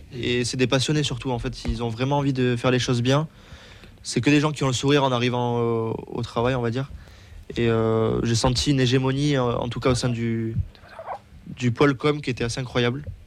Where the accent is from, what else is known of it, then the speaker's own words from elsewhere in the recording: Toulouse, Occitania, France; j'ai toujours habité à Toulouse